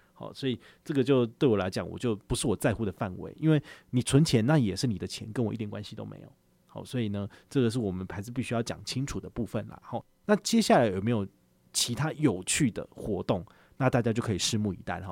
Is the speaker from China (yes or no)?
no; Taiwan; 我们台湾人最喜欢做的事情